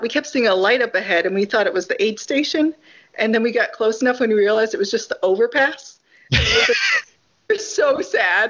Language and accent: English; Hopkinton, Massachusetts, United States; now in Richmond, United States; I grew up in Hopkinton, Massachusetts